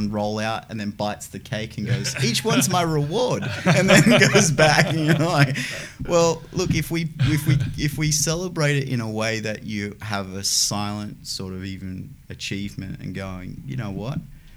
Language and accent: English; Newcastle upon Tyne, North East England, United Kingdom; moved away; my hometown of Newcastle